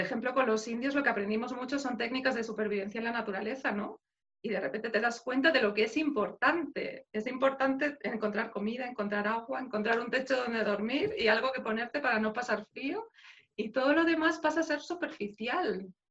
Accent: Madrid, Community of Madrid, Spain; moved away as an adult; now in Belgium; yo soy de Madrid, entonces 25 años de mi vida he vivido ahí

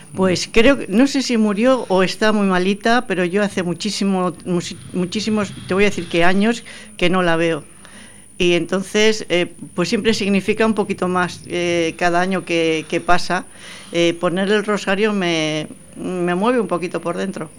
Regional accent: Portugalete, Basque Country, Spain; also born or lived in Madrid; yo soy de Portugalete. Sí, pero además he nacido en la travesía, Santa Clara

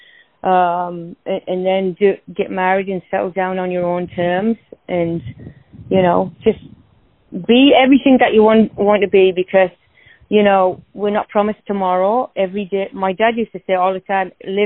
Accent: North East England, United Kingdom; moved away as an adult; I was born and raised in the northeast of England

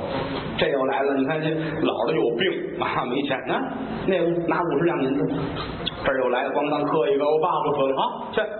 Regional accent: Tianjin, China; 这是我小的时候在天津学评书的时候，

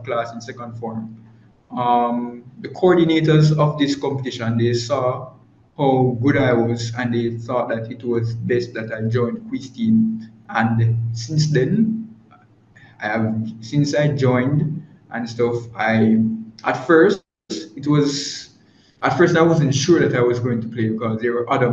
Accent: Ewarton, Saint Catherine, Jamaica; I'm from Yurton. I'm from Yurton in St. Catherine. It's a little town near

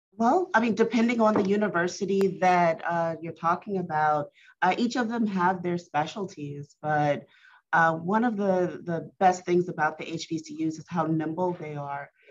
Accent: Baker, Louisiana, United States; I grew up in Baton Rouge. Uh, well, actually Baker, right out of Baton Rouge.

